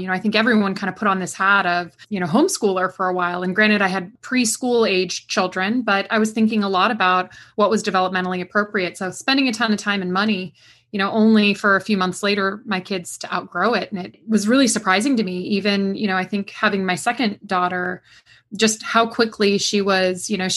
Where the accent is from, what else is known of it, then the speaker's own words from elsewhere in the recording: West Coast, United States; now in Durham, United States; I'm from the West Coast originally